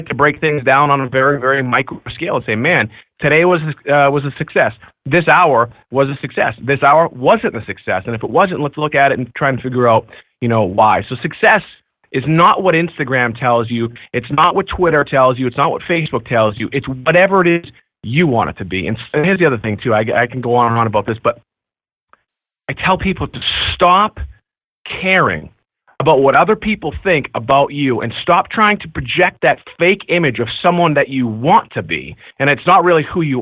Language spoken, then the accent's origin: English; Beverly, Massachusetts, United States; I grew up right here in Beverly, Massachusetts. I grew up in the projects